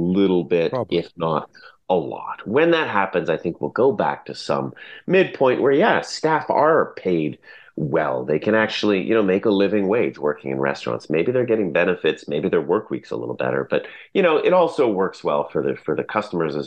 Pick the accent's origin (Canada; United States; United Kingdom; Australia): Canada; Fraser Valley, British Columbia; I grew up in the Fraser Valley